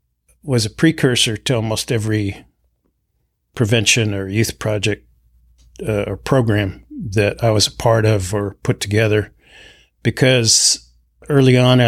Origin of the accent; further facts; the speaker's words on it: Nebraska, United States; also born or lived in Minnesota; I am from the Winnebago tribe, enrolled in the Winnebago tribe in Nebraska, and I'm also from the White Earth Ojibwe and from Minnesota.